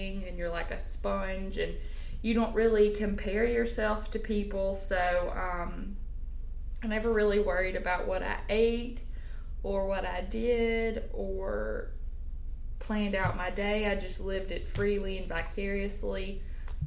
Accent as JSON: {"language": "English", "town": "Grenada", "region": "Mississippi", "country": "United States", "said": "I'm from Grenada, Mississippi."}